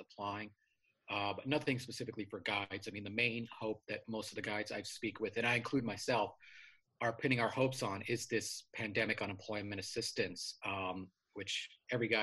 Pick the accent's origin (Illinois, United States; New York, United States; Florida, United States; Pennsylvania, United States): New York, United States; New York City; also born or lived in Flatbush, Brooklyn; I grew up in Queens, New York, a fairly sleepy neighborhood called Richmond Hill